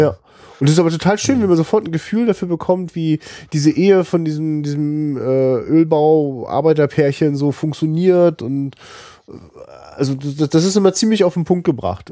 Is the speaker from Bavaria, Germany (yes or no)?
no; Rostock, Mecklenburg-Vorpommern, Germany; als Rostocker